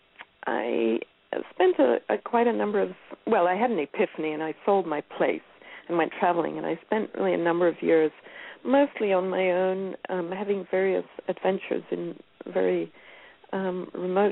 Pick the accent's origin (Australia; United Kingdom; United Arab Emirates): United Kingdom; Scotland; moved away as an adult; also born or lived in Northern California; now in United States; I grew up in Scotland and moved to California in the early 1980s and lived in the boonies of Northern California